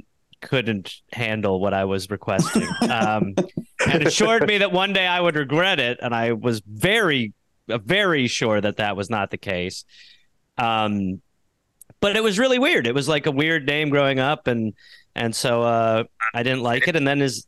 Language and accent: English; Brown Deer, Wisconsin, United States; I grew up in Brown Deer, Wisconsin